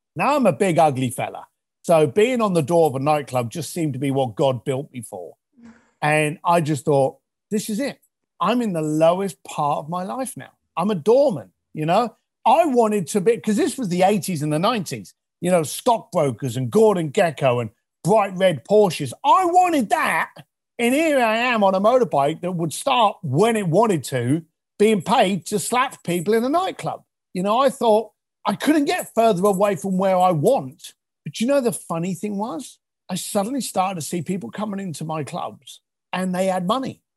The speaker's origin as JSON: {"language": "English", "region": "London", "country": "United Kingdom", "tie": "born or raised there", "said": "I was raised in East London."}